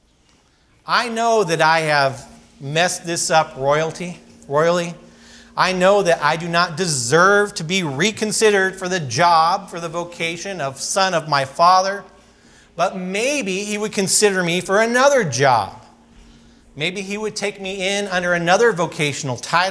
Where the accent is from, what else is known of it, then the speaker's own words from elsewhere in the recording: California, United States; I grew up in California skateboarding and surfing and all the sort of typical things